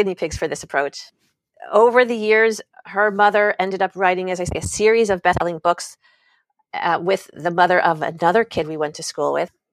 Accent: suburb of New York City, United States; now in California, United States; I grew up on the East Coast in the suburb of New York City

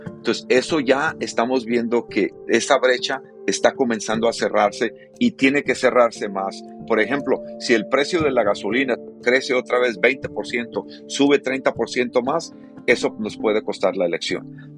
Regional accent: United States; como norteamericano, como ciudadano de este país

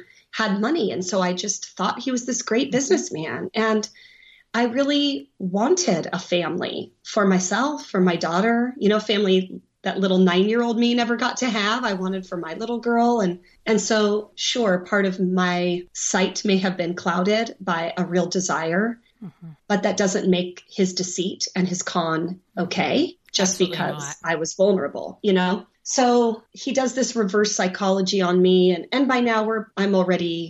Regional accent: Oregon, United States; I'm from Oregon. We might have different slang, but we have mountains in Oregon.

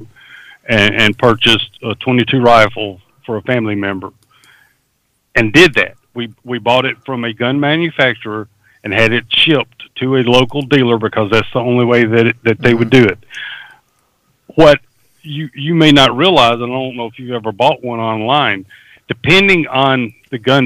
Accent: South Alabama, United States; I grew up in South Alabama

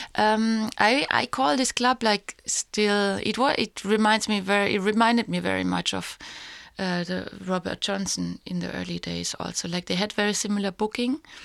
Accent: Heidelberg, Baden-Württemberg, Germany; moved away; my hometown in Heidelberg

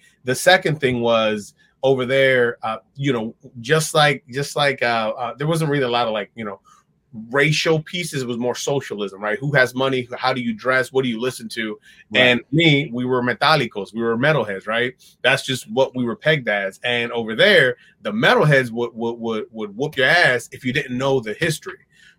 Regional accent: Dominican Republic; also born or lived in New York; even though I was born in New York and had like all this shifting and moving around, I started setting my roots when I was in Dominican Republic.

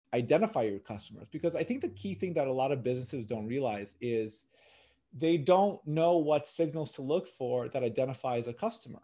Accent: Los Angeles, California, United States; Born and raised in California, in L A.

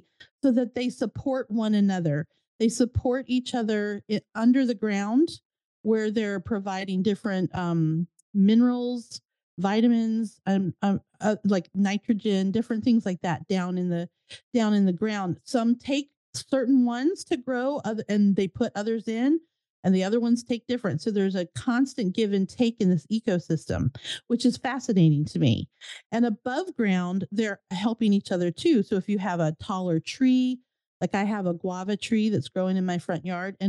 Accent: United States; moved away as an adult; now in Florida, United States; I grew up in Virginia, New Jersey

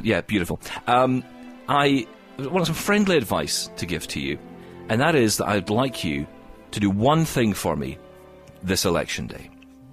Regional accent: Scotland, United Kingdom; I'm Scottish

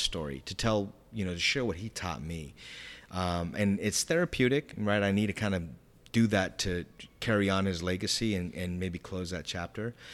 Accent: San Diego, California, United States; I'm from San Diego, California.

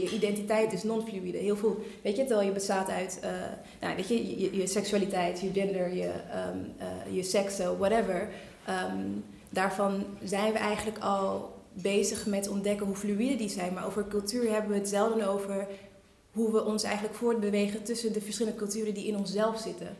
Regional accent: Netherlands; ik kom uit Nederland, ik ben hier opgegroeid

